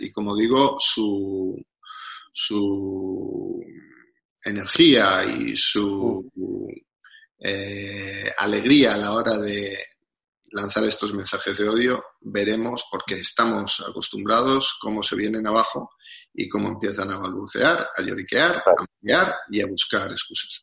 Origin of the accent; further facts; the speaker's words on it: Spain; Nosotros somos españoles